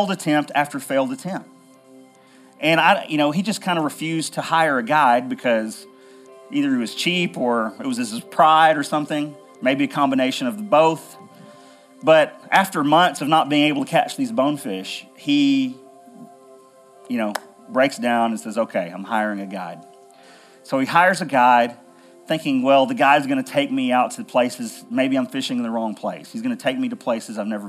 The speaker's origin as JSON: {"language": "English", "region": "Middle Tennessee", "country": "United States", "tie": "born or raised there", "said": "I grew up here in Middle Tennessee as a kid"}